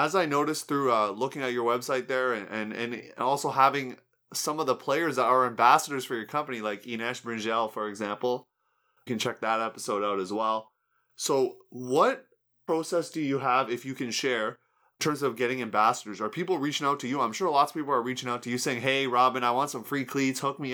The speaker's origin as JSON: {"language": "English", "country": "Canada", "said": "my home country, Canada"}